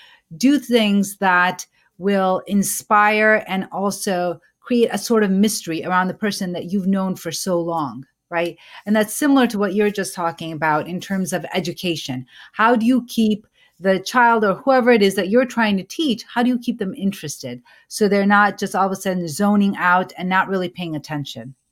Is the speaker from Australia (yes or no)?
no; Pakistan; both you and I come from Pakistan